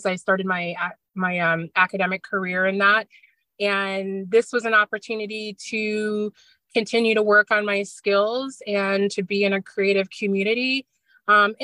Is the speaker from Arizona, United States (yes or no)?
yes; Scottsdale, Arizona, United States; moved away as an adult; now in Schenectady, United States; I'm originally from Scottsdale, Arizona, and I was, just turned 21 and was ready to just get out of my childhood hometown